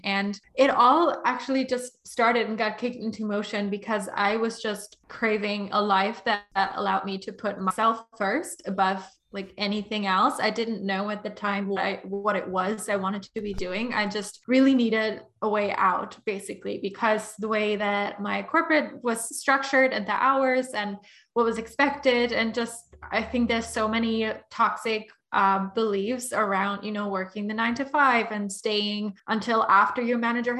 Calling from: London, United Kingdom; I'm tuning in from London.

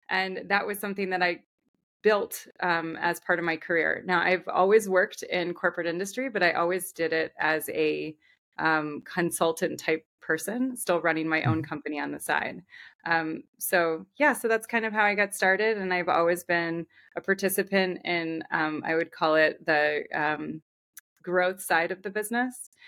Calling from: Connecticut, United States; I am in Connecticut. Um, I'm northern part of Connecticut.

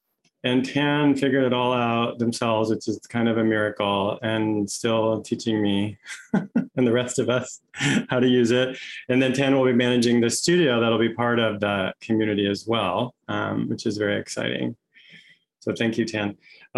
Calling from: Santa Barbara, California, United States; My pronouns are he and him, and I'm joining you from Chumash land here, which is now known as Santa Barbara, California.

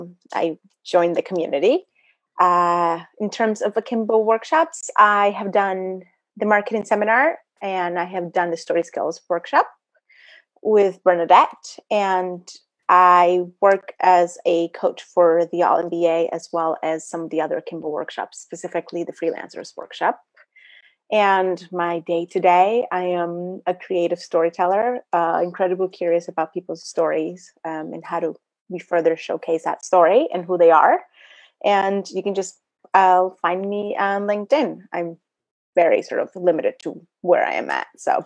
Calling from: Saratoga Springs, New York, United States; I am joining from Saratoga Springs, New York, where we currently have about 3 inches of snow on the ground.

